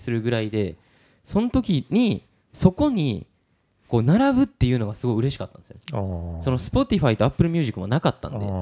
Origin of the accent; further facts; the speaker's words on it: Kansai, Japan; accent: Kansai-ben; 関西弁喋ってるけどなんか関西人のっていうか関西土着じゃないないやだって俺関西弁似合わないって言われますもんね